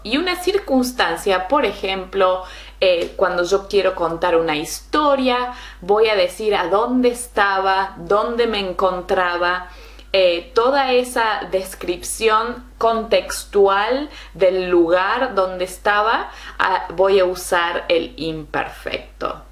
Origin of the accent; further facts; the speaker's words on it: Argentina; in Argentina, where I'm from.